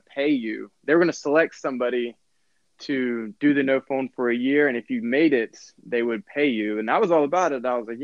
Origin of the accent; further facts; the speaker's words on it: Opp, Alabama, United States; moved away; I was raised in Alabama, so like a lot of my family's still there